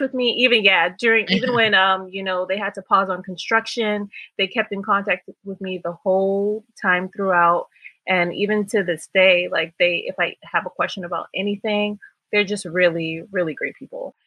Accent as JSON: {"language": "English", "town": "Miami", "region": "Florida", "country": "United States", "tie": "born or raised there", "moved": "as an adult", "lives_now": "New York, United States", "said": "I was born in Miami, Florida, and I've actually been in New York for about 10 years"}